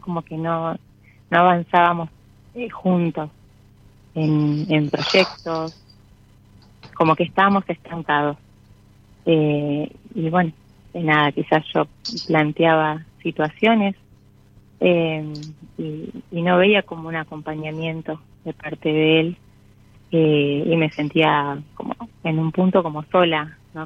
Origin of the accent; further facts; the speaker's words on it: San Isidro, Buenos Aires Province, Argentina; de San Isidro, zona norte